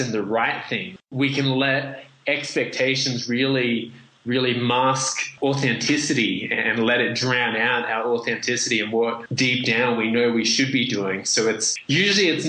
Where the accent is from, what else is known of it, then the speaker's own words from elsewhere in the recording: Australia; accent: very strange and confusing accent; moved away as an adult; also born or lived in Vietnam / Indonesia; now in Peru; we got accepted into Australia, where I grew up, and I ended up with this very strange and confusing accent.